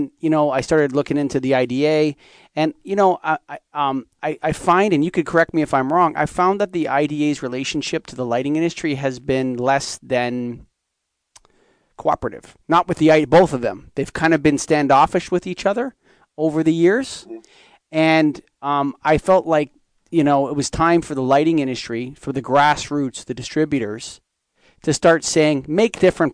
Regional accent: Canada; I'm Canadian

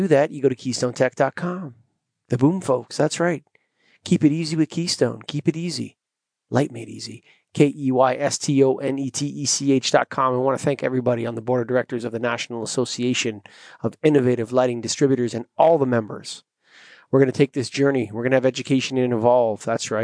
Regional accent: Ontario, Canada; I'm from Ontario

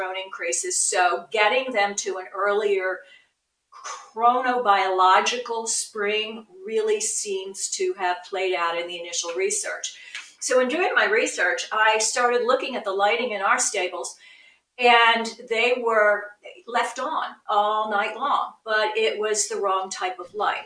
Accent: Philadelphia, Pennsylvania, United States; I grew up in Philadelphia

